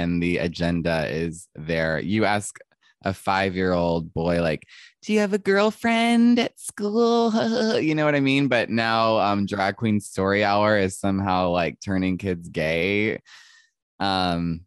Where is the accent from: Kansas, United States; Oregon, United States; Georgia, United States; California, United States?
Georgia, United States; Mableton; I grew up in Mableton, Georgia, which is a suburb